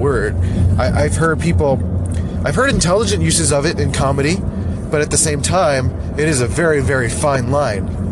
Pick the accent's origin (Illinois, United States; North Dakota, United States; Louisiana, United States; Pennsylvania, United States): Pennsylvania, United States; Philadelphia; accent: Philly; moved away; I grew up in Northeast Philly, where the accent is, like, super strong and annoying